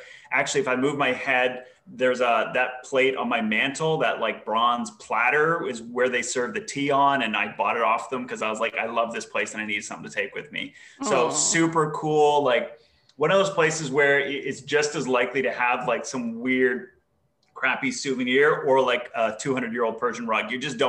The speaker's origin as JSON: {"language": "English", "country": "Canada", "also_born_or_lived": "Middle East", "moved": "as an adult", "said": "I am Canadian, but I just moved here last year. So the last 8 years of my life, I've been living in the Middle East."}